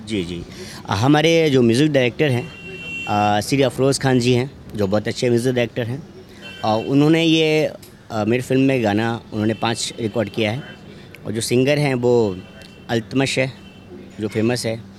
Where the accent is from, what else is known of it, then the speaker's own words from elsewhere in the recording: Vaishali district, Bihar, India; मैं खुद बिहार से हूँ मैं वैशाली ज़िला का हूँ